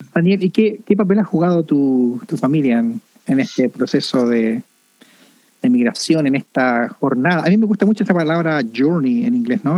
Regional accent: Chile; now in Canada; en Chile tenemos esta expresión, yo soy chileno

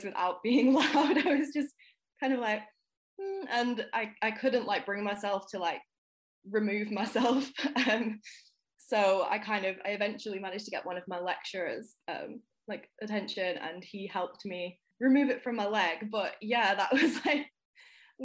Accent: Manchester, North West England, United Kingdom; now in Nottingham, United Kingdom; I'm located in Nottingham in the UK at the moment. I'm originally from Manchester

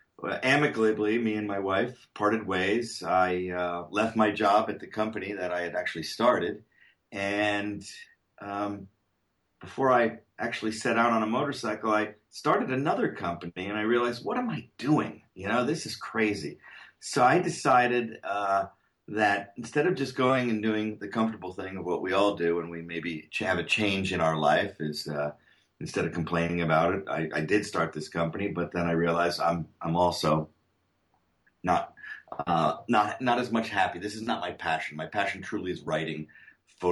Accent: Connecticut, United States; moved away as an adult; also born or lived in Syracuse, New York; now in California, United States; I grew up in Connecticut

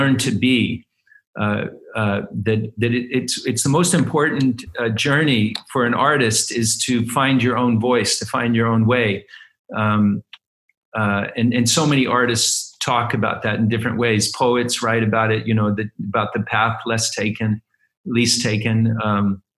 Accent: Utah, United States; moved away; also born or lived in California; I was born in California. I grew up in Utah

